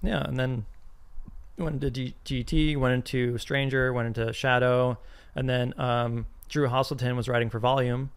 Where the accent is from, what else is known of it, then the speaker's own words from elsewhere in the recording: Arizona, United States; I'm from Arizona